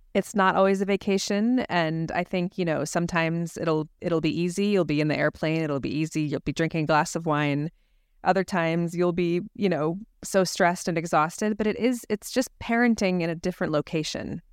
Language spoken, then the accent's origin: English; Scottsdale, Arizona, United States; moved away; my hometown of Scottsdale, Arizona